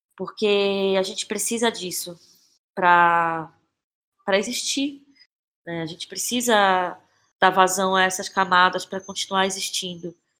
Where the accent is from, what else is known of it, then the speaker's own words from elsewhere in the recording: Belém, Pará, Brazil; now in São Paulo, Brazil; Eu sou de Belém